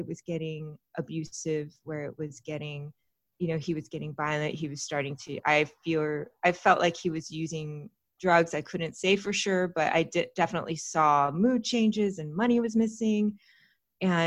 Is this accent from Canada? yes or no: no; Austin, Texas, United States; also born or lived in California; now in Los Angeles, United States; I was born in California, but I grew up in Texas. I grew up in Austin. Mostly, I spent my teenage years there